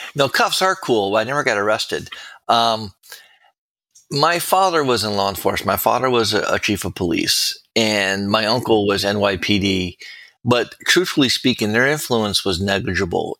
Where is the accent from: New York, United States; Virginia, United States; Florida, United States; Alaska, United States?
Florida, United States; Miami; also born or lived in New Haven, Connecticut; I was born and raised in Miami